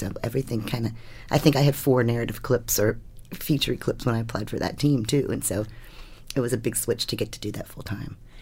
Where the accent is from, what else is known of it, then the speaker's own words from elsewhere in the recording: Washington, District of Columbia, United States; I grew up in Washington, D C during Watergate